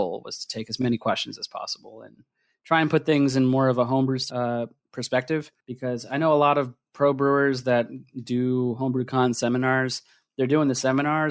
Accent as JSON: {"language": "English", "region": "New Jersey", "country": "United States", "tie": "born or raised there", "also_born_or_lived": "Philadelphia, Pennsylvania", "moved": "as an adult", "lives_now": "Oregon, United States", "said": "I grew up in New Jersey, and I went to school in Philadelphia for engineering"}